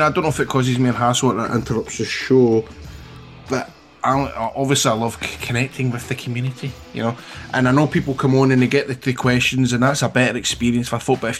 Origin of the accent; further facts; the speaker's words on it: Scotland, United Kingdom; Hiya, I'm from Scotland.